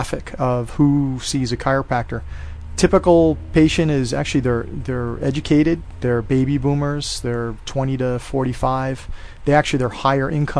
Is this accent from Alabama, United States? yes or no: no; Hawaii, United States; moved away as an adult; I was raised in Hawaii. I had a lot of personal friends, and I also had a lot of contacts and people that I grew up with here.